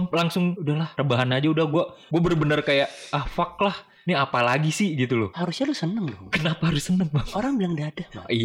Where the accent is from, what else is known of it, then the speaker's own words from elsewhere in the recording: Bekasi, West Java, Indonesia; also born or lived in Jakarta; Pas gue lahir itu, gue lahir di Jakarta, langsung dibawa ke Jawa, Mam. Ketika umur 3 tahun, gue baru balik ke Bekasi.